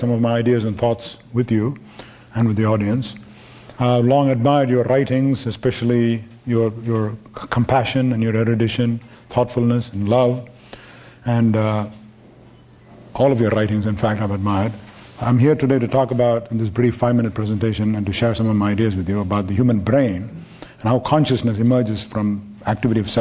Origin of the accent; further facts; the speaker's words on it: India; moved away; I'm from India.